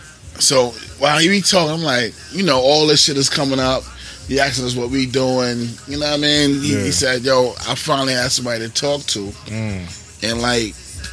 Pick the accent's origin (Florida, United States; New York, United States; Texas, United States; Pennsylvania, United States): New York, United States; I'm black from New York.